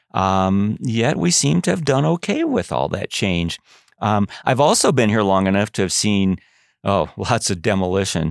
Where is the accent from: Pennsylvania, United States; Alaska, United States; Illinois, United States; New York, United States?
Illinois, United States; Chicago; now in Canyon, United States; my native Chicago